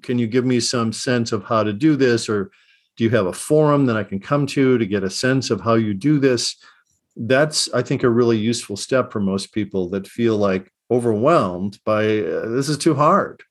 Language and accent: English; Chicago, Illinois, United States; I grew up in Chicago in the late sixties